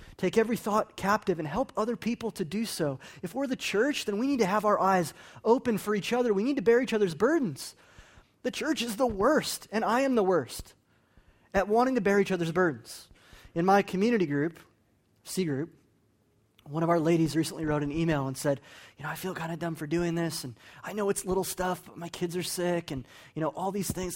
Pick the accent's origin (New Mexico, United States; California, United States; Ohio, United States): New Mexico, United States; moved away; I'm from New Mexico